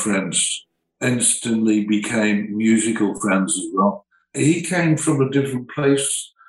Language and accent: English; Birmingham, West Midlands, United Kingdom; I came from Birmingham Heavy Engineering Energy.